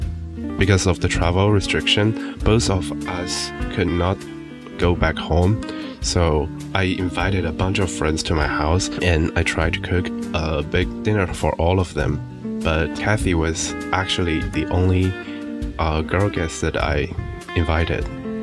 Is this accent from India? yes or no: no; Sichuan, China; also born or lived in Shanghai; now in New York, United States; She's from Taiwan and I am from Sichuan